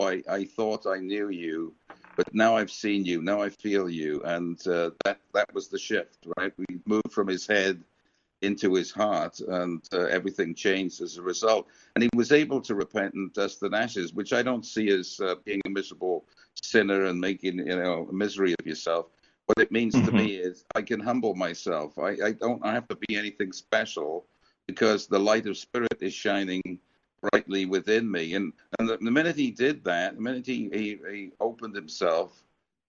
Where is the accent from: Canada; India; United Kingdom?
United Kingdom; also born or lived in America; now in United States; I came from Great Britain and we're a little more reticent about public displays of affection.